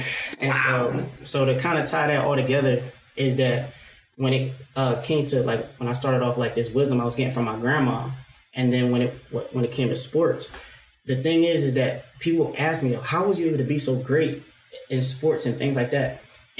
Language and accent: English; Philadelphia, Pennsylvania, United States; now in Glassboro, United States; As for me, I'm originally from West Philly.